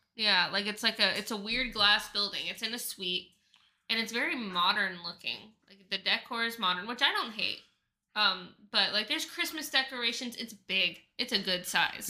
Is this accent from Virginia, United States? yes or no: no; Oklahoma, United States; now in Phoenix, United States; I'm from Oklahoma